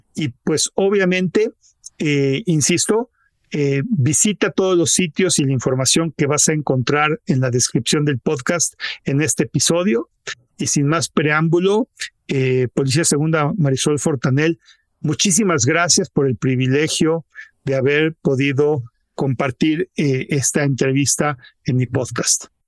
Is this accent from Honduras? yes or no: no; Mexico; yo me siento como mexicano muy orgulloso